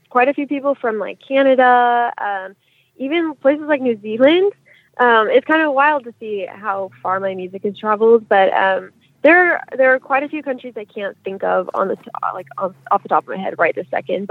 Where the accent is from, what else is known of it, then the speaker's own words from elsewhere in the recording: Sacramento, California, United States; I am from Sacramento, California